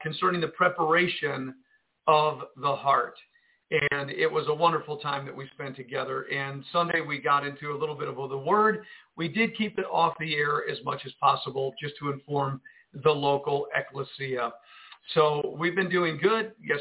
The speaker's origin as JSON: {"language": "English", "town": "Jersey City", "region": "New Jersey", "country": "United States", "said": "I come from Jersey City"}